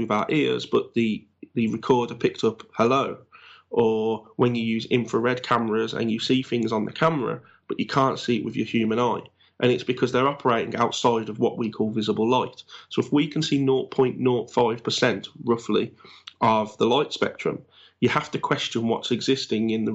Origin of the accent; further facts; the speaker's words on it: Black Country, West Midlands, United Kingdom; accent: Black Country; my accent basically is known as a black country accent for the area that I'm